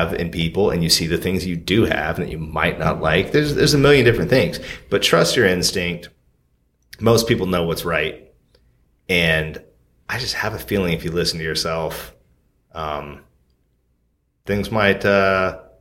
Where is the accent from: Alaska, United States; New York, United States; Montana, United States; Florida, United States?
Alaska, United States; moved away; also born or lived in Portland; I'm from Alaska. Like, we don't go to therapists